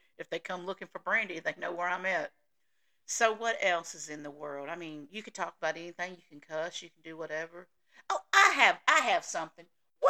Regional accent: the South, United States; the Southern thing, which I know I don't say that word right, but hey, I'm from the South. That's the way we do.

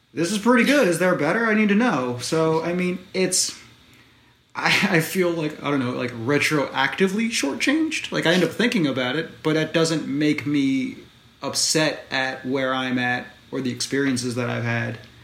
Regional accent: United States; I'm American

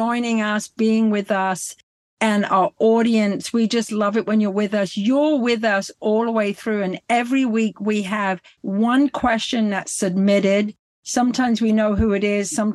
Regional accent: England, United Kingdom; I'm so English.

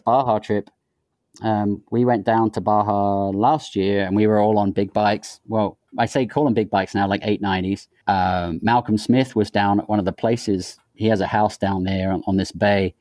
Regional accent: England, United Kingdom; moved away; growing up in England

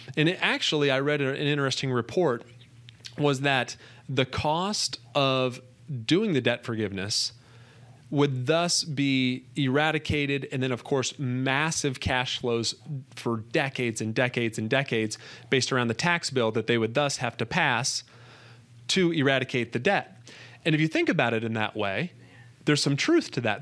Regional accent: United States; being an American

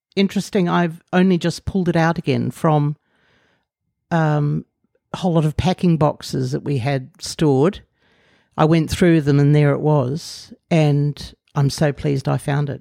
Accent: Sydney, New South Wales, Australia; moved away as an adult; also born or lived in Canberra, Australia / Brussels, Belgium / London, United Kingdom; now in Auckland, New Zealand; at the age of seven, moved to Sydney, uh, where I lived until I was twenty-four.

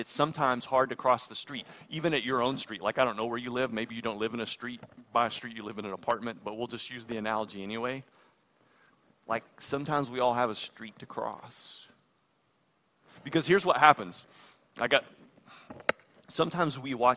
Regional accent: United States

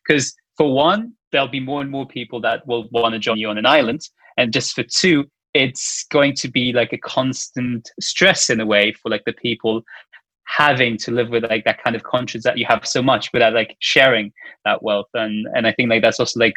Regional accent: Luxembourg; I am from Luxembourg

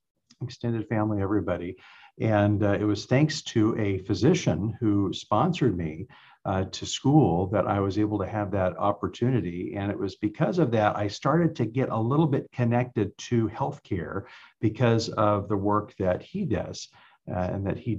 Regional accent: Central California, United States; So I grew up in the Central California region there.

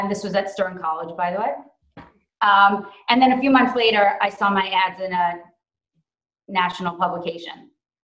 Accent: New York, United States; I grew up in New York, and my degree was in advertising and PR

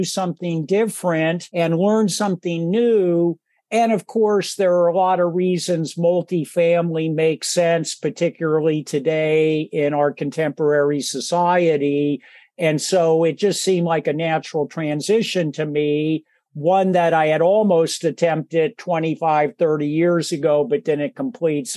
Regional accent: Silicon Valley, California, United States; was born and raised in Silicon Valley

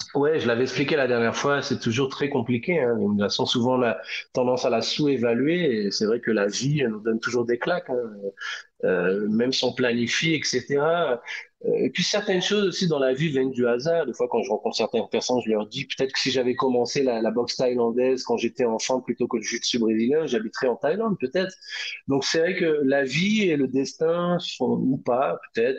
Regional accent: France; moved away as an adult; now in Brazil; je suis français

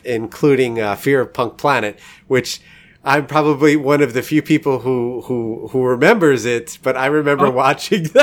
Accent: New York, United States; now in St. Louis, United States; I'm in St. Louis now, but I'm originally from New York

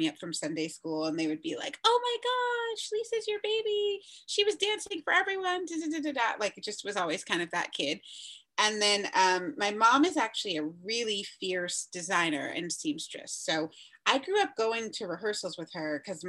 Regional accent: New Jersey, United States; moved away as an adult; also born or lived in New York City; now in New York, United States; I was born in the city, but I grew up in New Jersey and I've been back in New York for the past years

